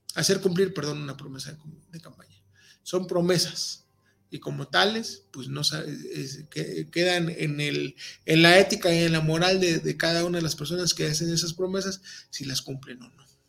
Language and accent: Spanish; Veracruz, Mexico; los que saben que somos jarochos, eh, pues traemos ese, ese léxico a flor de piel